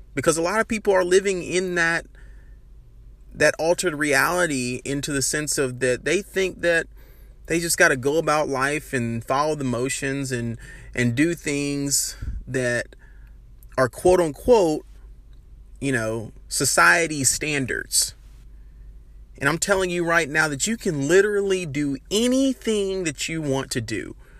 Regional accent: Birmingham, Alabama, United States; Born and raised in Birmingham, Alabama

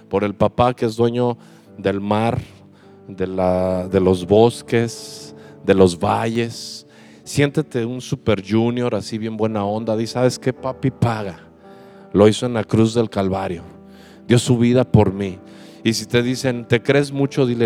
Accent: Mexico City, Mexico; Y le dije, sí, sí, soy chilango.

